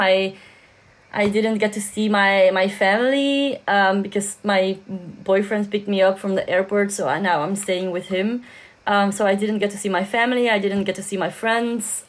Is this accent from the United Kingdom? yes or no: no; Belgium; I'm from Belgium